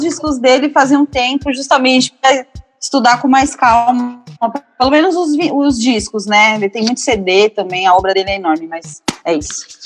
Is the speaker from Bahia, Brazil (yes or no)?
no; São Paulo, Brazil; also born or lived in Ipiranga, São Paulo; Eu sou de Pirituba, eu nasci em Pirituba, mas eu moro no Ipiranga há mais de 20 anos.